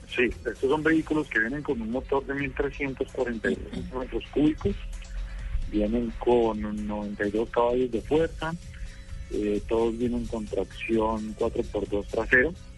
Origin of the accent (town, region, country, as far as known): Colombia